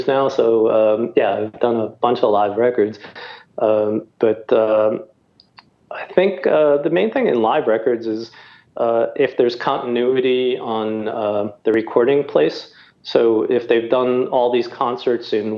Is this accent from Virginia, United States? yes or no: no; New York City, New York, United States; I grew up in New York City